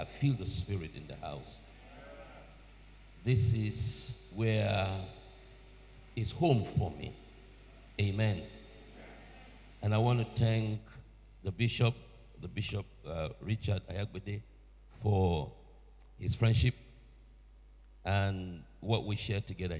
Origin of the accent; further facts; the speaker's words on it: Nigeria; moved away as an adult; now in Sheffield, United Kingdom; I'm originally from Nigeria